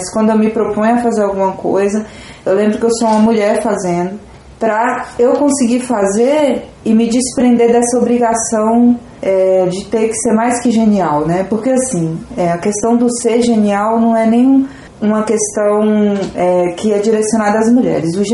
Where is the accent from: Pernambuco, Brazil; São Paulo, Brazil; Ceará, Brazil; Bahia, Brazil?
Bahia, Brazil; Vitória da Conquista; É, eu faço parte do coletivo Labres, sou aqui de Conquista também.